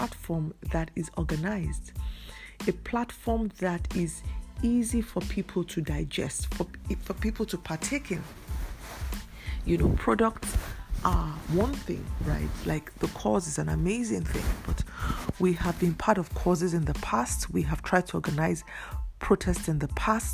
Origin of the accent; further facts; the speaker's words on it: Nigeria; I'm a Nigerian. I live in Nigeria. My business is in Nigeria. I come from Nigeria